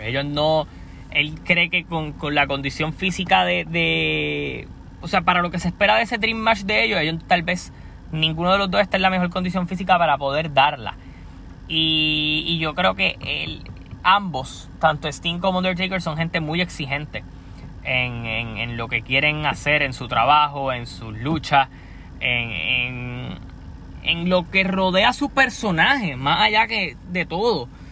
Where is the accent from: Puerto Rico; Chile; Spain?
Puerto Rico; soy de Puerto Rico.